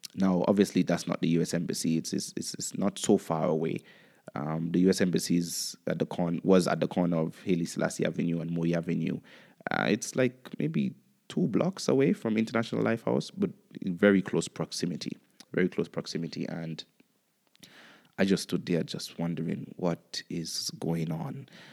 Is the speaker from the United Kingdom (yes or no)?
no; Antigua & Barbuda; also born or lived in Kenya; I enjoyed my experience growing up in Antigua.